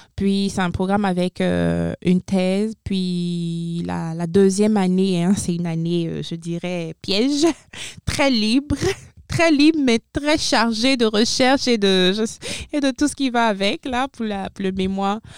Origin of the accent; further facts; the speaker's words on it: Benin; moved away as an adult; now in Moncton, Canada; Je suis originaire du Bénin 100%